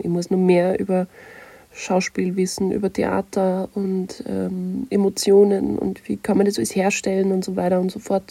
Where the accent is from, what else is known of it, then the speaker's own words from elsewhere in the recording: Nussbach, Upper Austria, Austria; moved away as an adult; also born or lived in Kirchdorf an der Krems / Munich; Ich bin in Oberösterreich geboren, in Kirchdorf und bin in der ca. 2200 Einwohner Metropole Nussbach aufgewachsen.